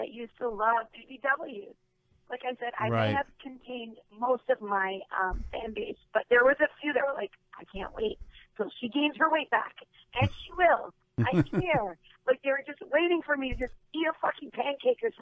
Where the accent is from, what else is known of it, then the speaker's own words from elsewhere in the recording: Canada; also born or lived in Las Vegas; born and raised in Canada